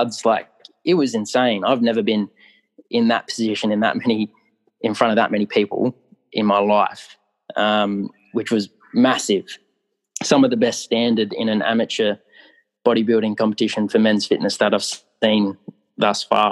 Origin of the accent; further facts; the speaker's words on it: Australia; as an Australian athlete